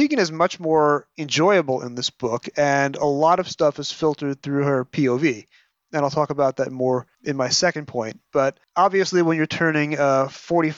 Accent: United States; I'm an American. We're all American.

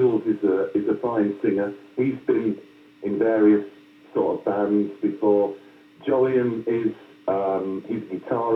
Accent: Yorkshire and the Humber, United Kingdom; also born or lived in Wiltshire; I'm a lad from Yorkshire

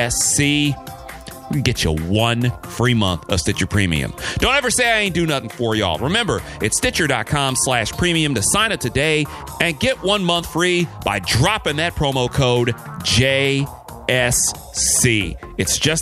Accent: Detroit, Michigan, United States; moved away; back in my hometown, the Motor City

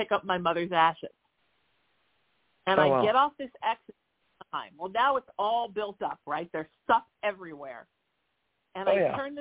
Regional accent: Huntington Beach, California, United States; I grew up in Huntington Beach

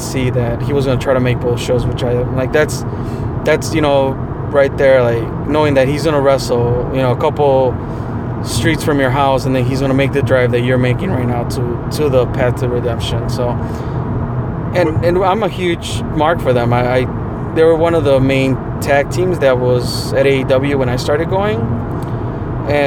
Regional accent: Midlothian, Illinois, United States; I'm from Midlothian.

